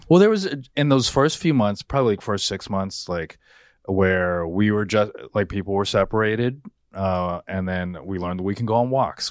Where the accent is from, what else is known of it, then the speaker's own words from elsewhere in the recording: United States; I was the first one in my family born here